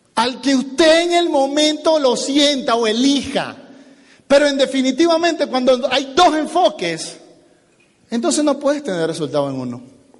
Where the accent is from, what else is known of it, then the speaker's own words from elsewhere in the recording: Venezuela; now in United States; yo soy venezolano